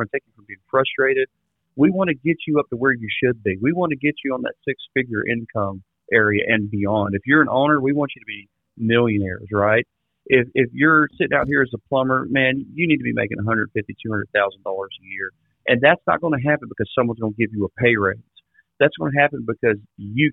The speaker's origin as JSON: {"language": "English", "region": "South Mississippi", "country": "United States", "tie": "born or raised there", "also_born_or_lived": "Florida", "moved": "yes", "lives_now": "Austin, United States", "said": "I grew up in South Mississippi"}